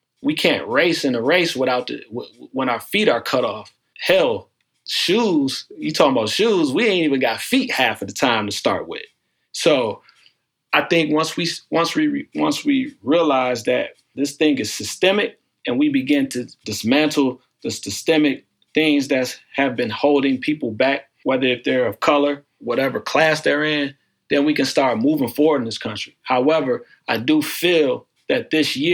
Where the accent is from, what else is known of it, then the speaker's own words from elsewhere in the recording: Pontiac, Michigan, United States; now in Cleveland, United States; I'm originally from Pontiac, Michigan, which is right outside of Detroit.